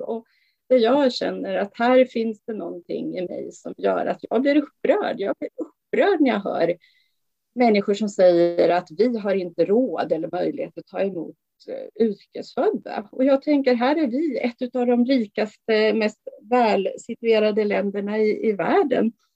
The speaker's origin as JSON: {"language": "Swedish", "country": "Sweden", "said": "vi som svenskar"}